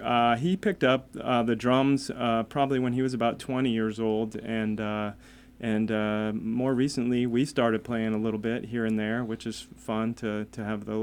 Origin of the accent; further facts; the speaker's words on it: New Boston, New Hampshire, United States; moved away as an adult; also born or lived in Virginia; now in Concord, United States; I'm also from New Boston, New Hampshire, and grew up there and then moved away for about 20 years and moved back, and now I'm in Concord, New Hampshire.